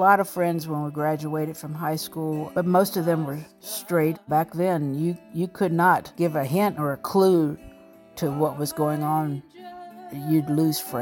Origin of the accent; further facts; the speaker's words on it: Alexandria, Virginia, United States; moved away as an adult; also born or lived in New York City; I was born in Alexandria, Virginia, down in Old Town to a single mother. I lived there until I graduated from high school